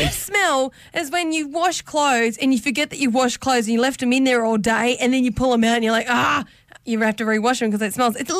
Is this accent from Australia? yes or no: yes; Brewarrina, New South Wales, Australia; Maybe just from me growing up in Bree, it's a lot of red earth out there